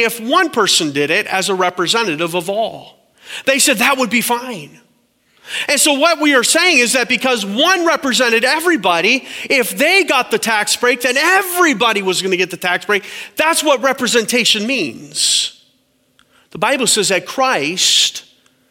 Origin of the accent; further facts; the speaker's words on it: Canada; My wife is American and I'm Canadian